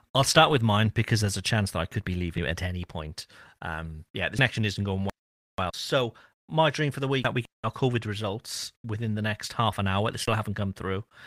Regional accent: Cardiff, Wales, United Kingdom; I'm from Cardiff, which is the city where everybody speaks English

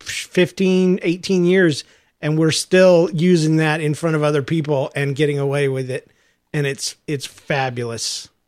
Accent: Georgia, United States; I'm from Georgia, man.

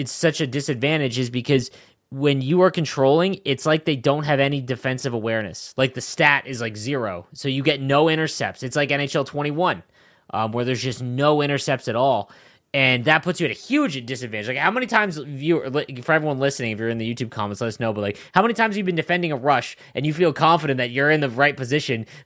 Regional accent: Canada; I'm Canadian

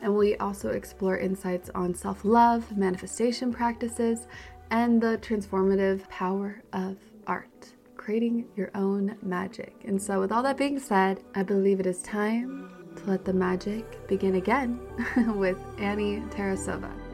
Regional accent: Utah, United States; moved away as an adult; also born or lived in Hawaii; I did not appreciate it at all when I was growing up here

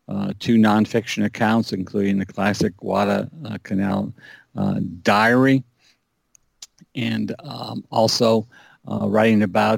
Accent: Indiana, United States; my home state of Indiana

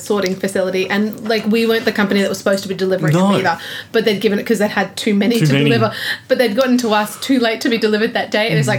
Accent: Australia

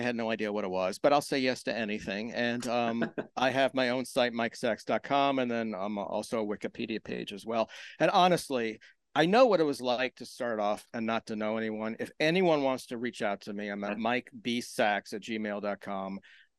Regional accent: Maryland, United States; I am from Maryland, south of Baltimore, near the Virginia line.

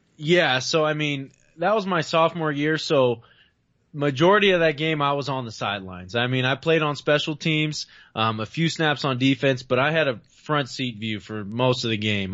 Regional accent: Bay Area, California, United States; I'm from the Bay Area

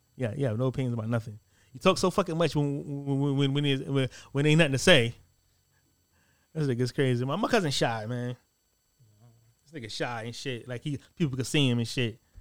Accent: United States; I'm Black American

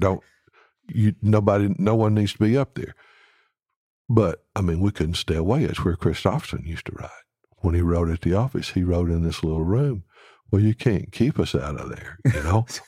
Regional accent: Alabama, United States; now in Nashville, United States; I'm from Alabama.

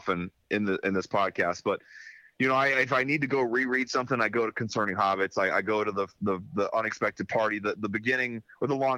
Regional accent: Ohio, United States; I'm from Ohio

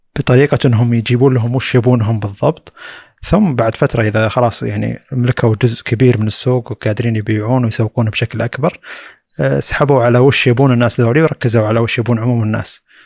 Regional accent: Saudi Arabia; عندنا في السعوديه

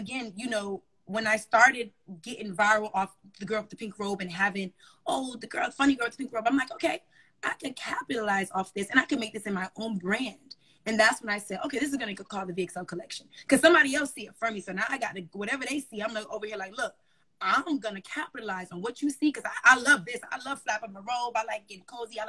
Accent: Miami, Florida, United States; moved away as an adult; also born or lived in Raleigh; I'm from Miami originally

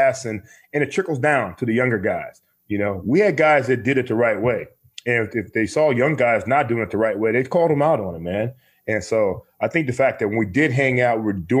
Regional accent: Marion, Ohio, United States; also born or lived in Warrensville Heights, Ohio; I was really into being in, you know, Central Ohio, growing up in Marion, Ohio. And so when I finally got used to where I was, which is Warrensville

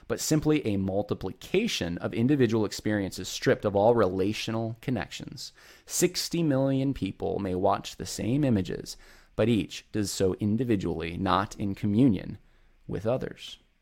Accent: Northeast, United States; moved away; I was raised up in the Northeast

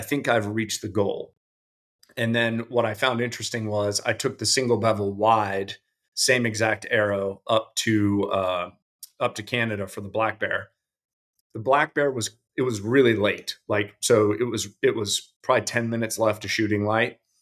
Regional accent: Colorado, United States; moved away; also born or lived in Davidson County; I grew up in Colorado

